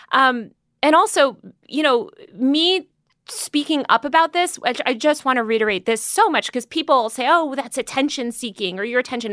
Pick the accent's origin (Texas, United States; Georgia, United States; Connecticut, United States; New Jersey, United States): Connecticut, United States; Greenwich; also born or lived in New York City; now in Los Angeles, United States; I grew up in Connecticut and New York City, but mostly uh, Connecticut for a lot of my formative years in this like stupid preppy town